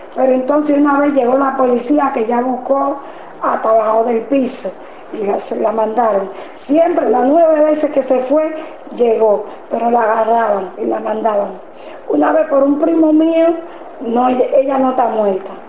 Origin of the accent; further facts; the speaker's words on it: Dominican Republic; moved away as an adult; now in Buenos Aires, Argentina; en mi país nada cuesta un peso